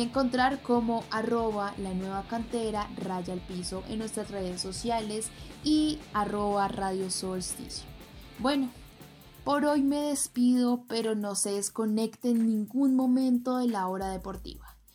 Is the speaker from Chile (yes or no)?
no; Colombia; nosotros como colombianas, colombianos y latinoamericanos